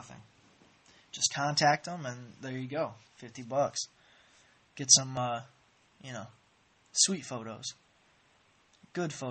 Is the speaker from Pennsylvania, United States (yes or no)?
no; Indiana, United States; I'm from Indiana.